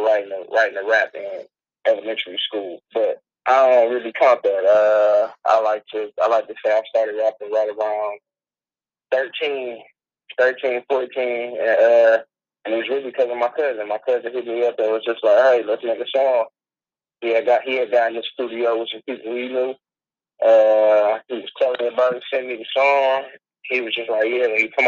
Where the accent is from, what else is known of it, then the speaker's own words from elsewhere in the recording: Detroit, Michigan, United States; I'm from Detroit, Westside